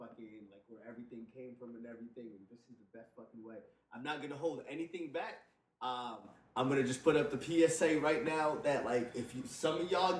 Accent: Cairo, Cairo Governorate, Egypt; Born and raised. Okay, see, I was born in Cairo, Egypt

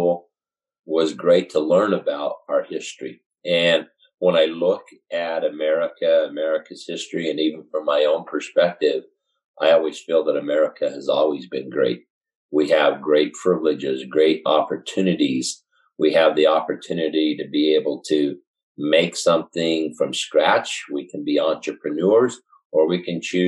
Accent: Show Low, Arizona, United States; I grew up in Sholo. I'm fortunate to be able to say that I'm a lifelong resident of Sholo, Arizona

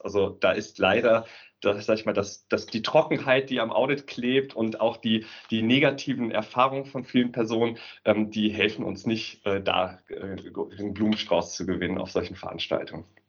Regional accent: Aachen, North Rhine-Westphalia, Germany; bin gebürtiger Aachener

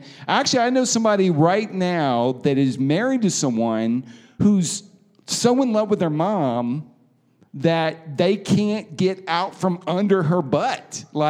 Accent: Alabama, United States; I am from Alabama, but it's not what you think.

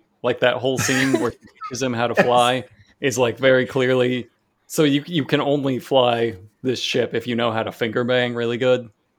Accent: Pacific Northwest, United States; we're from Pacific Northwest

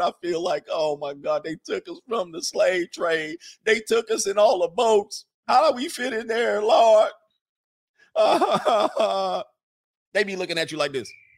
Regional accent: Southern California, United States; I'm from Southern California, the, the Valley

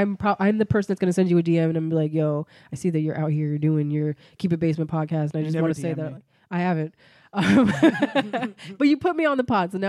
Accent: Bloomfield, New Jersey, United States; also born or lived in Newark, New Jersey; I'm from Newark, and then we went to Bloomfield after

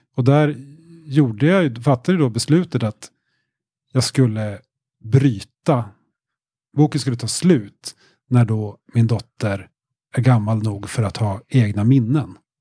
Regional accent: Västernorrland County, Sweden; accent: vaguely Norrland tone; also born or lived in Kramfors / Norrbotten inland (parents); växte jag upp då i Ångermanland, längre söderut.

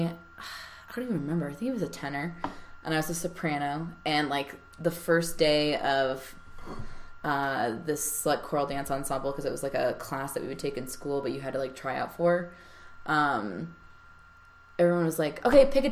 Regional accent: New York, United States; moved away as an adult; now in Denver, United States; we grew up in New York together

